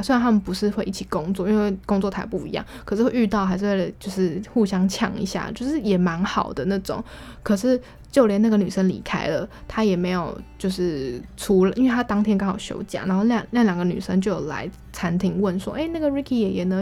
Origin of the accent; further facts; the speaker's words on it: Taiwan; 我们台湾人算是蛮晚走的